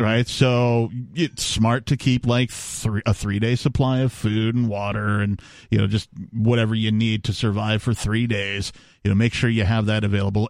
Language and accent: English; Wisconsin, United States; growing up in Wisconsin